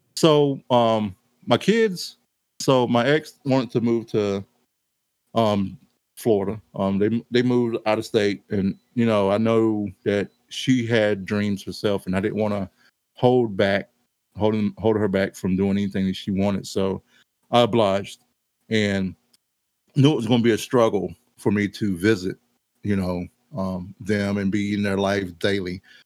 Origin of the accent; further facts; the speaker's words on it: Mount Airy, United States; moved away; I was kind of growing up in Mount Airy. Well, I lived to leave Mount Airy